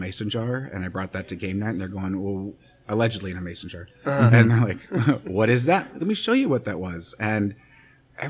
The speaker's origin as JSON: {"language": "English", "town": "Kansas City", "region": "Missouri", "country": "United States", "tie": "born or raised there", "also_born_or_lived": "Arkansas / San Francisco", "said": "I grew up in Kansas City. This is where I'm from."}